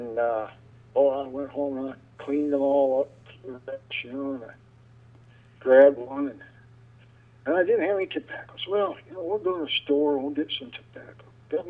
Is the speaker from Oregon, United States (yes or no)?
yes; Oregon City, Oregon, United States; born there; I was born in a little town, Oregon City, Oregon.